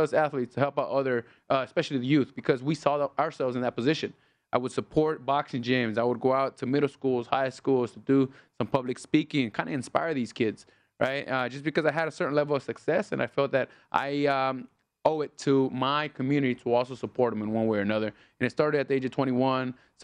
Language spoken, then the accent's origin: English; Los Angeles, California, United States; now in Las Vegas, United States; I was born in Los Angeles